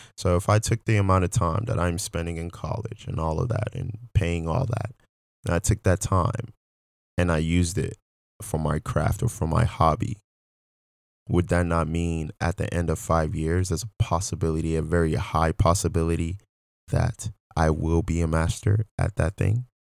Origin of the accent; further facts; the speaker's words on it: Nigeria; moved away; I'm originally from Nigeria